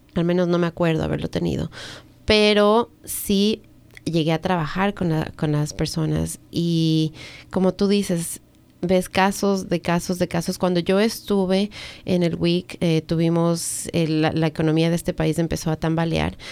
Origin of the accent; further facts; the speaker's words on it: Ecuador; now in United States; yo nací en Ecuador